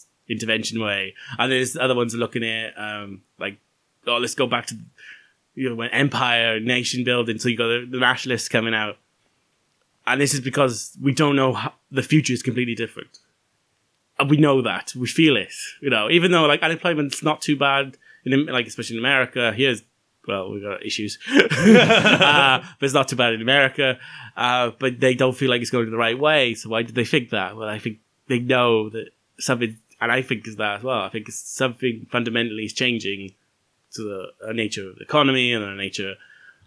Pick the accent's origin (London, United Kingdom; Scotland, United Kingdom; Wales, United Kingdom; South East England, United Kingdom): Wales, United Kingdom; being Welsh.